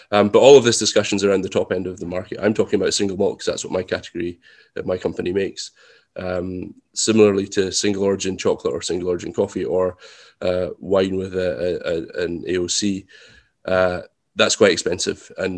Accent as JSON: {"language": "English", "region": "Scotland", "country": "United Kingdom", "said": "we're lucky that we're Scottish. In fact, we're Highland Scottish mostly, and that makes us extremely thrifty."}